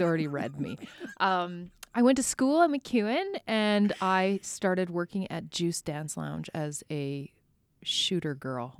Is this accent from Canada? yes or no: yes; Spruce Grove, Alberta, Canada; born or raised there; also born or lived in Edmonton